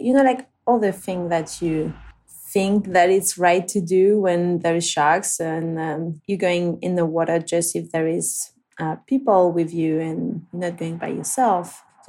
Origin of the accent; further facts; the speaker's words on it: Réunion; English is a second language; because I'm from Reunion, I haven't been able to surf as much as I wanted because of the shark problems and stuff.